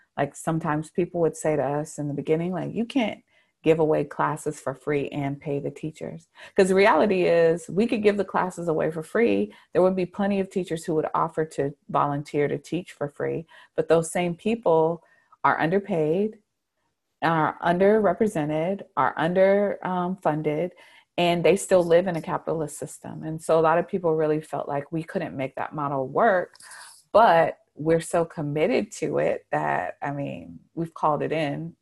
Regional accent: Charlotte, North Carolina, United States; I was born and raised in Charlotte, um, and I've lived here for most of my life, even though I did leave for a time.

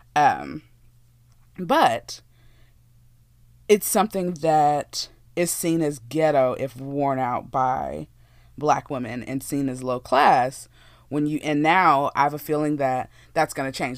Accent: Texas, United States; I'm from Texas, born and raised in Texas

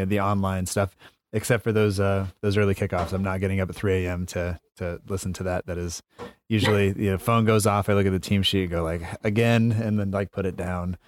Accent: United States; I'm American

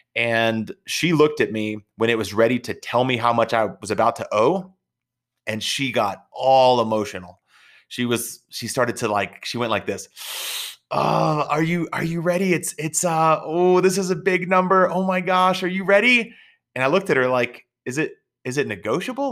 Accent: Texas, United States; I'm from Texas

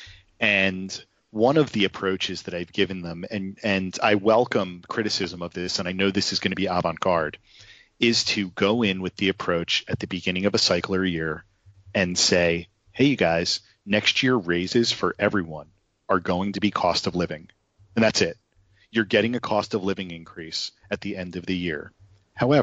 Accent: New Jersey, United States; I'm from New Jersey

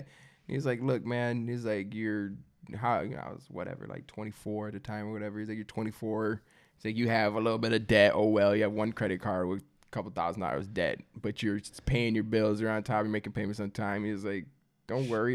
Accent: Midwest, United States; I'm from the Midwest, and I don't come from much

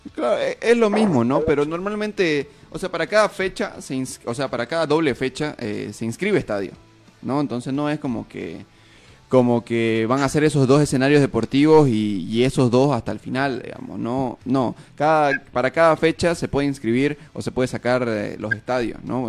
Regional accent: Santa Cruz de la Sierra, Santa Cruz, Bolivia; nosotros como cruceños, como periodistas neutros

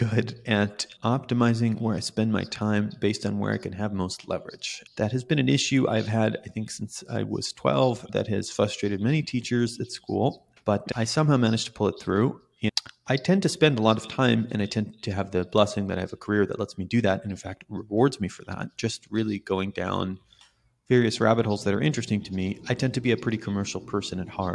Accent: Jerusalem, Jerusalem District, Israel; moved away as an adult; now in California, United States; So I was born in Israel, in Jerusalem, Israel, which is not even the cool city of Israel that everyone talks about.

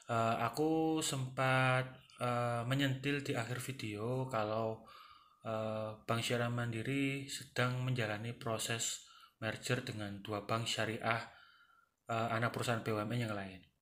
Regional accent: Sidoarjo, East Java, Indonesia; Halo rek, aku orang Darjo. Piye kabar rek?

